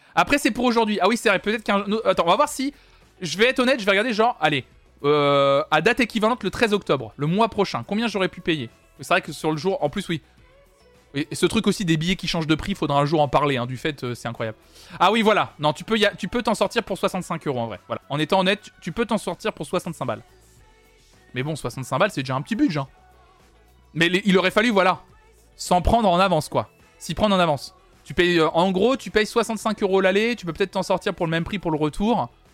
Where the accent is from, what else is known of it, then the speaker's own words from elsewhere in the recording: Nantes, Pays de la Loire, France; je suis de Nantes